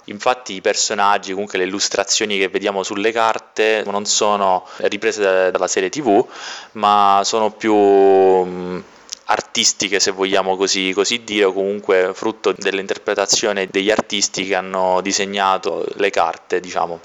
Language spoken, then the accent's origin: Italian; Castellammare del Golfo, Sicily, Italy; moved away as an adult; now in Rome, Italy; vengo da Castellammare del Golfo, che è un piccolo paesino in provincia di Trapani. Io sono siciliano